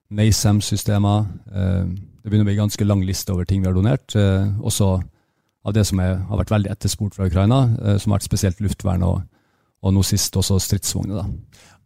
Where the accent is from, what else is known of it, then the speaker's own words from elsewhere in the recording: Bjerkvik, Nordland, Norway; Jeg vokste opp i Nord-Norge. Eh, i Bjerkvik, like ved Narvik.